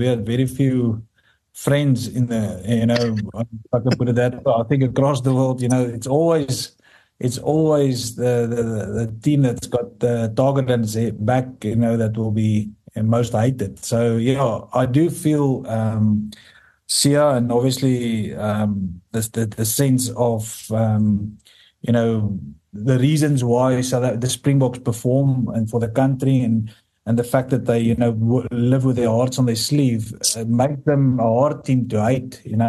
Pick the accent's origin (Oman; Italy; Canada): Italy; Treviso, Veneto; You know, I come from the Prosecco region up north in Treviso, and so we like to drink that.